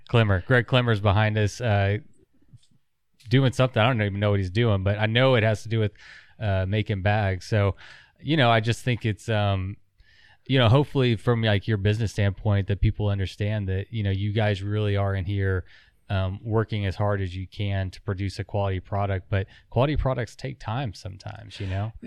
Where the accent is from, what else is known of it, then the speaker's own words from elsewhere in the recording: Texas, United States; We're from Texas